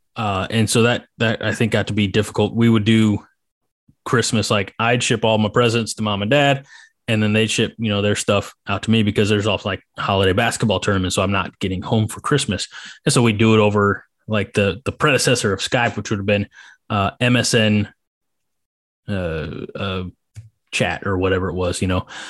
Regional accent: Clinton County, Illinois, United States; moved away; also born or lived in Northwest Nebraska; where I grew up in Clinton County in Illinois

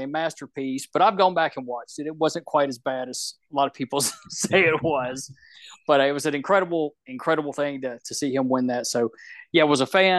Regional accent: Shreveport, Louisiana, United States; I grew up in the Mid-South region, so Bill Watts territory.

